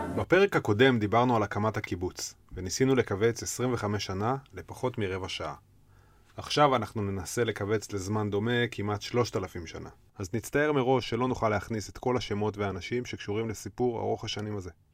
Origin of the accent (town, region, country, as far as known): Ramat Rachel, Jerusalem District, Israel; born or raised there